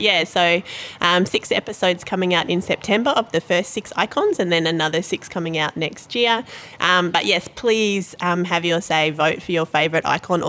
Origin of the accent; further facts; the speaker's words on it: Brisbane, Queensland, Australia; now in Sydney, Australia; I grew up in Brisbane